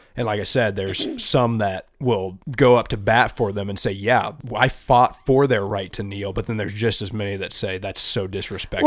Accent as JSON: {"language": "English", "country": "United States", "said": "I'm very blessed as an American"}